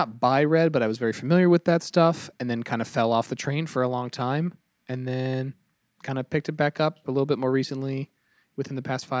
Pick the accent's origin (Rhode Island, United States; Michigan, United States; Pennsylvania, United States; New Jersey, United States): Rhode Island, United States; We're from Little Rhodey.